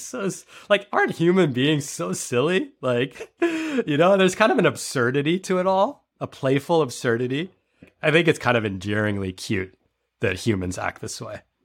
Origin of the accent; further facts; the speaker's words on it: New York City, New York, United States; I was born in New York City, and I went to private school